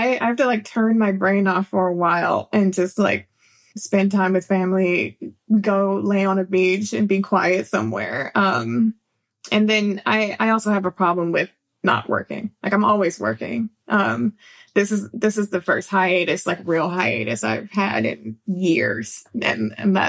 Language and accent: English; California, United States; I'm from California